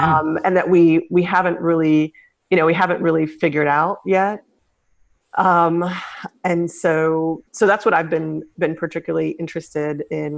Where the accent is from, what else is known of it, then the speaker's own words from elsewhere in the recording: Nigeria; also born or lived in Senegal; I grew up in West Africa. I grew up in Nigeria and in Senegal. I'm half Nigerian and half American.